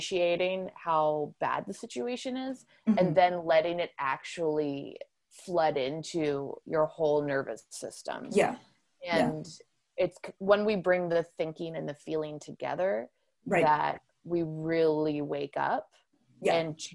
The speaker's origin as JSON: {"language": "English", "region": "Ontario", "country": "Canada", "tie": "born or raised there", "said": "growing up in Ontario and going to Northern Ontario wild spaces and places as a kid"}